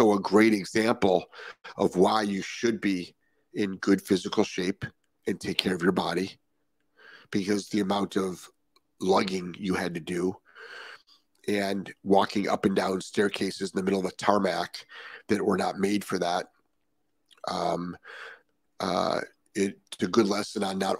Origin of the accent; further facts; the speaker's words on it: Ohio, United States; also born or lived in southern Florida; now in Florida, United States; I'm from Ohio, where we had lots of snow, and it often we couldn't fly back into Cleveland